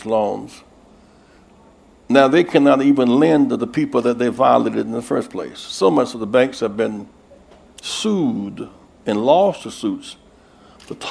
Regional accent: South Carolina, United States; I'm from South Carolina, a state with 4 million people

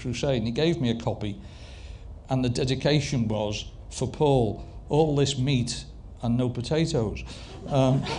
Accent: Liverpool, North West England, United Kingdom; I'm a Scouser, I support Everton

